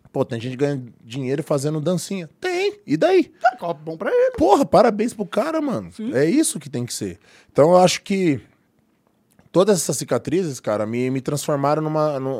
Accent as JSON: {"language": "Portuguese", "area": "Baeta Neves", "region": "São Paulo", "country": "Brazil", "tie": "born or raised there", "moved": "yes", "lives_now": "São Caetano do Sul, Brazil", "said": "que ela está lá no Baeta, que é onde eu nasci. E eu estou em São Caetano, dá uma meia hora."}